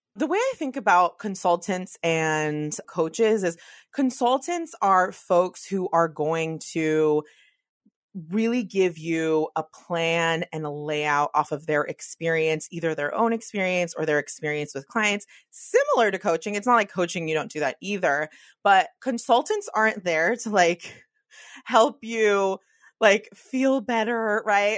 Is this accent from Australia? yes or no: no; the Bay Area, California, United States; I'm from the Bay